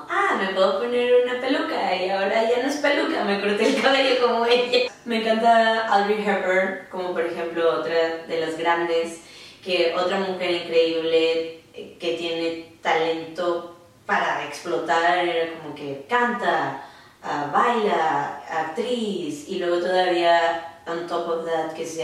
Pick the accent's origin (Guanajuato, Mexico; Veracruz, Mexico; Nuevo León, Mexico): Nuevo León, Mexico; Monterrey; moved away as an adult; now in Dallas, United States; soy regia Monterrey y llevo en Dallas cinco años eh, salió o surgió la idea de mudarme a Dallas porque quería aprender inglés.